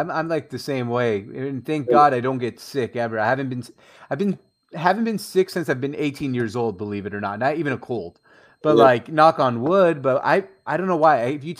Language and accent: English; Syria; I'm from Syria originally